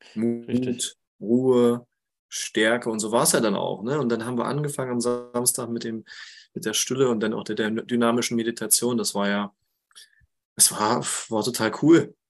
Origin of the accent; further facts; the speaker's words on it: Harz, near Quedlinburg, Saxony-Anhalt, Germany; moved away as an adult; also born or lived in Jena; ich lebe im schönen Harz mittlerweile wieder, ähm, seit jetzt sieben Jahren. Das ist meine Heimat und in der Nähe von Quedlinburg